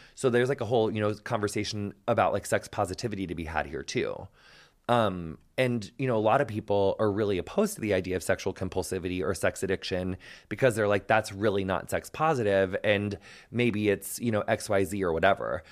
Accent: United States; I'm American

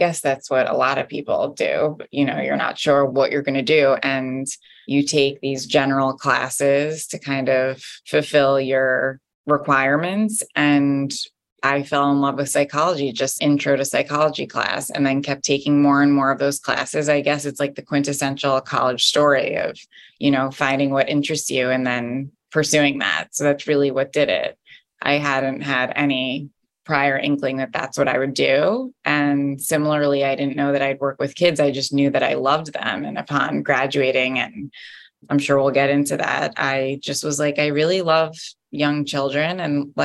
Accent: Jersey Shore, New Jersey, United States; moved away as an adult; also born or lived in Washington, District of Columbia, United States; now in New York City, United States; I'm from New Jersey, Jersey Shore

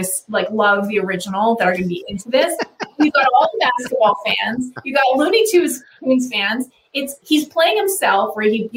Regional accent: Canada; growing up in Canada

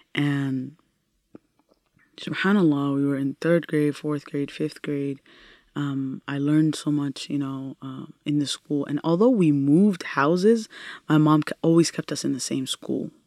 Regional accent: Minnesota, United States; English is a second language; also born or lived in Italy; we came and landed in Minnesota

